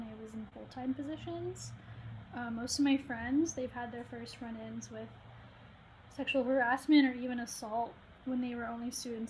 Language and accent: English; Dallas, Texas, United States; I'm from Dallas, Texas